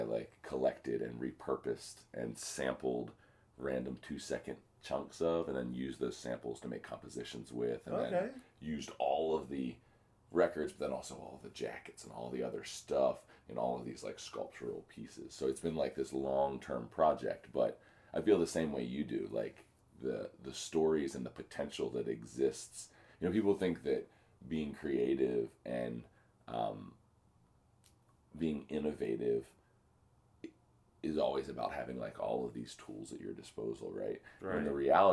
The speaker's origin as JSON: {"language": "English", "town": "Dundalk", "region": "Maryland", "country": "United States", "tie": "born or raised there", "said": "I grew up in Baltimore. I grew up in Dundalk"}